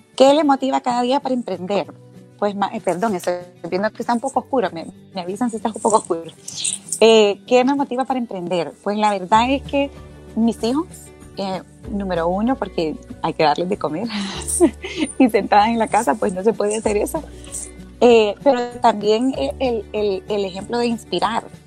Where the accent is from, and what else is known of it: Honduras